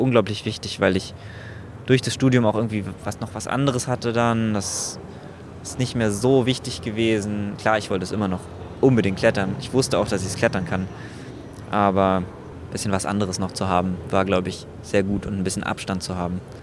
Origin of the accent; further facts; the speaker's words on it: Berlin, Germany; ich als Berliner